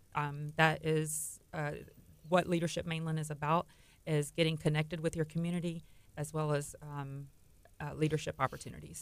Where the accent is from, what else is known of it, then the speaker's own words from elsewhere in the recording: Texas City, Texas, United States; I grew up in Texas City, born and raised in Texas City